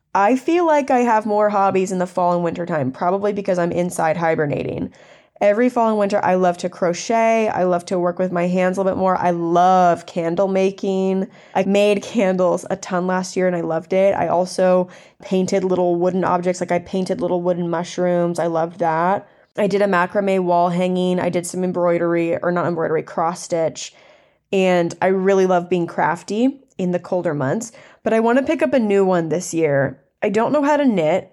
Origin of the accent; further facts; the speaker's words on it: the South, United States; I grew up in the South, and I grew up in a super country area